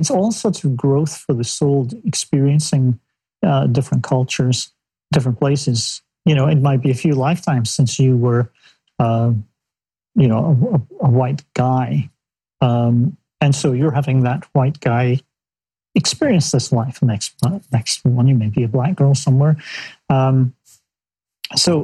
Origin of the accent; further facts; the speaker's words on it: Scotland, United Kingdom; I was the only 16-year-old kid growing up in Scotland